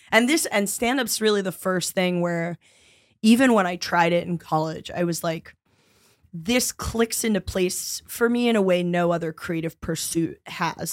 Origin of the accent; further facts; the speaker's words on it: New York City, New York, United States; I'm from around the East Village area